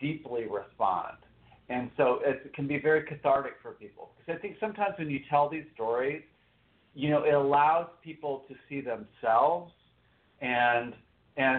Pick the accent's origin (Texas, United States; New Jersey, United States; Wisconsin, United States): Texas, United States; moved away as an adult; also born or lived in New York; I'm originally from Texas, but I went to New York to go in 94